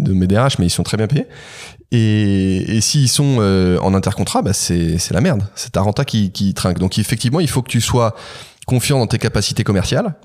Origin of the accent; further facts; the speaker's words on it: Carcassonne, Occitania, France; moved away; also born or lived in Manila; une maison absolument incroyable dans laquelle je suis né à Carcassonne